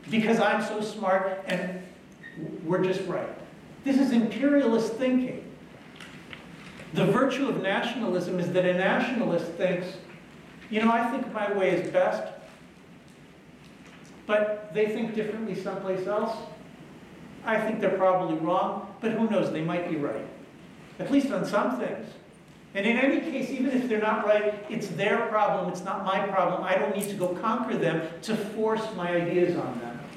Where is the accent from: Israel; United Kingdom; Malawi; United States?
Israel; English is a second language; I'm from Israel.